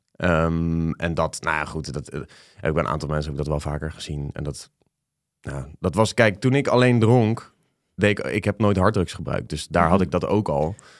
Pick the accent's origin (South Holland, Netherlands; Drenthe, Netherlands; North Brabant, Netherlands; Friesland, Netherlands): South Holland, Netherlands; The Hague; Hoor mij nou, als Hagenees